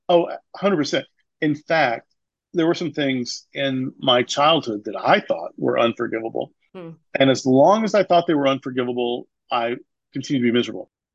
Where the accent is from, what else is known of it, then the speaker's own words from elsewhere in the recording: the Bible Belt, United States; I grew up in the Bible Belt.